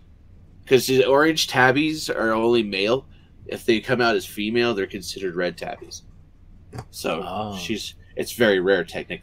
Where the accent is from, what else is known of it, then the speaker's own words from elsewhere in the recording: Texas Panhandle, United States; I am from the Panhandle.